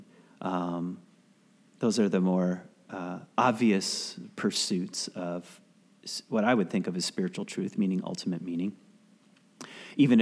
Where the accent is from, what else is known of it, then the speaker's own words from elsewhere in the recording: the South, United States; I was raised in the South